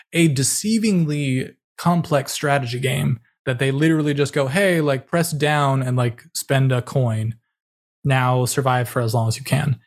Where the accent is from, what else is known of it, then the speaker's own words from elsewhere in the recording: California, United States; moved away; also born or lived in New York City; I'm born and raised in California